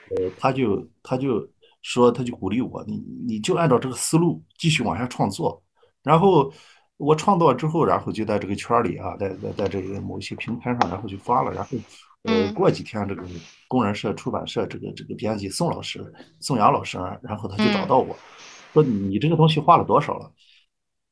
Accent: Jiaodong Peninsula, Shandong, China; 我们那个地方吧靠海，但是我的父母和村里的人吧，嗯，基本上还是种地

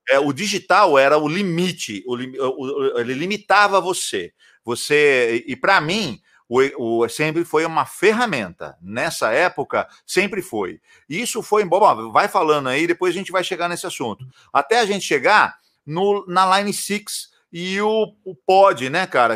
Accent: interior of São Paulo, Brazil; eu sou de, do interior de São Paulo

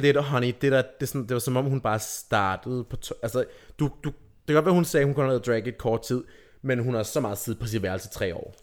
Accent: Rødby, Zealand, Denmark; jeg er fra Rødby

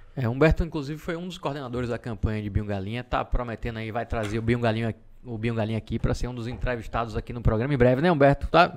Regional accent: Salvador, Bahia, Brazil; moved away as an adult; also born or lived in Feira de Santana; eu sou de Salvador, vim morar em feira com 19 anos mais ou menos.

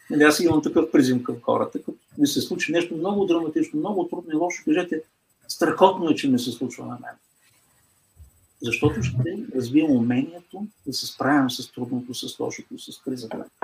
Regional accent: Bulgaria; като българи

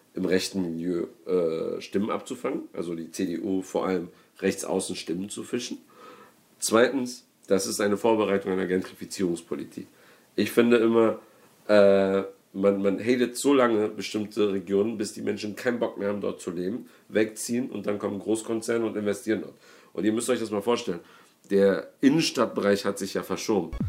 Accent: Berlin, Germany; ich komme ja aus, aus, aus Rudow, äh, beziehungsweise aus Neukölln, aber ähm, in Rudow lebe ich gerade

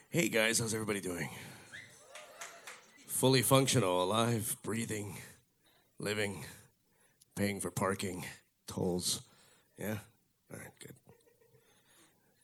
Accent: Miami, Florida, United States; I grew up here in Miami.

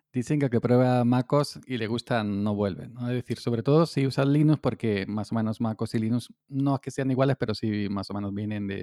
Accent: Córdoba, Andalusia, Spain; aquí en mi tierra, en Andalucía, en Córdoba

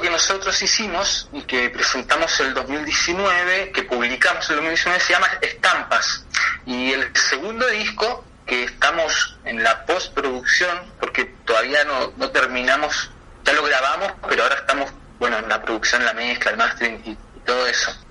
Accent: Chilean Patagonia, Chile; yo soy chileno de la Patagonia

